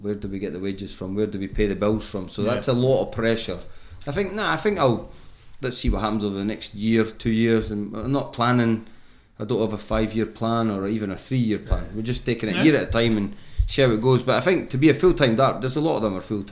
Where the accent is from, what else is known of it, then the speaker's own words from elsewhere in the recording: Scotland, United Kingdom; I'm Scottish and I pin my whole world on I'm Scottish